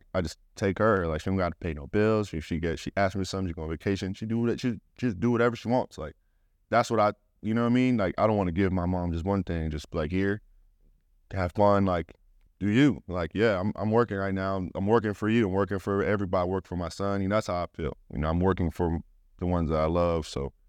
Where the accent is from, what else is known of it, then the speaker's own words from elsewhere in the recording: Utah, United States; born there; Yeah, well, for anyone that doesn't know, I'm a military brat, and I was born here in Hill Air Force Base.